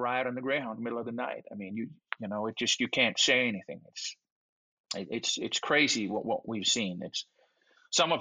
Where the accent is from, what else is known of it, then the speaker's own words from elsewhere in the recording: Denmark; English is a second language; moved away as an adult; now in United States; I'm from Denmark, 5 million people, bunch of white folks